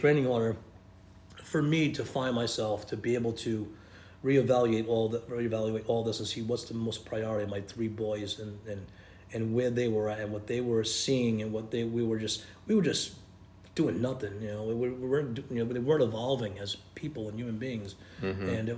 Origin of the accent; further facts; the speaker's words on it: Rhode Island, United States; accent: Rhode Island; moved away; they would get a big kick of my Rhode Island accent